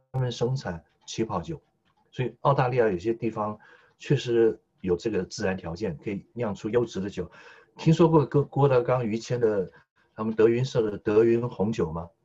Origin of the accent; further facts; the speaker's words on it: Taiwan; now in Australia; 我先父呢是黑龙江七七哈尔出生，哈尔滨长大，先母是吉林省柳河县长大， 两位东北人在台湾与介生下我们这一代的外省人第二代